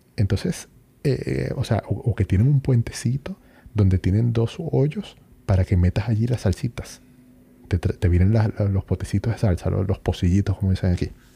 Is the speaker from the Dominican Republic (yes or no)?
no; Venezuela; moved away as an adult; now in Chile; yo tenía en Venezuela uno de esos